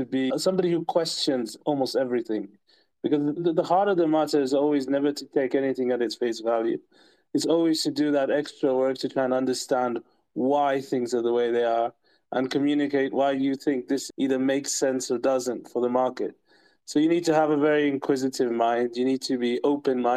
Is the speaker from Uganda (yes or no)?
yes; Uganda; I'm from Uganda.